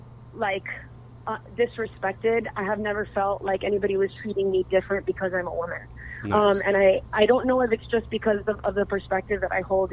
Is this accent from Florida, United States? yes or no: yes; Miami, Florida, United States; now in Encinitas, United States; I'm originally from Miami, Florida, and being a girl from Miami, you know, moving to Encinitas, not really knowing anyone